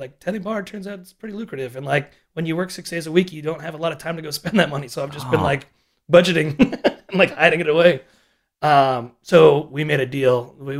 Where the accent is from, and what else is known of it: Connecticut, United States; born or raised there